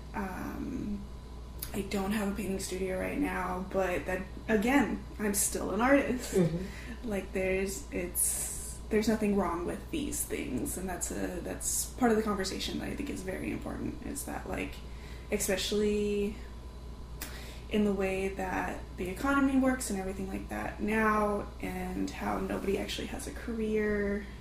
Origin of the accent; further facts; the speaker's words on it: Fresno, California, United States; moved away; Originally, I'm from Fresno, California